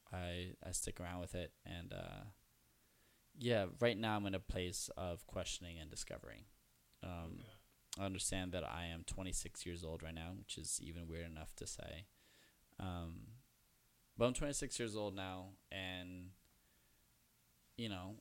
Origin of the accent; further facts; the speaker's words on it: New York, United States; I'm from the Upper West Side